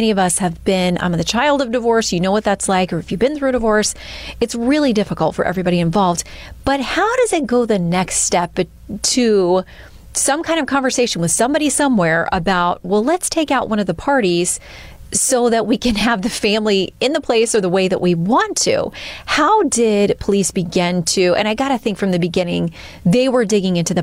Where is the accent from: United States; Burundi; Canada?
United States; Tallahassee, Florida; I grew up in Tallahassee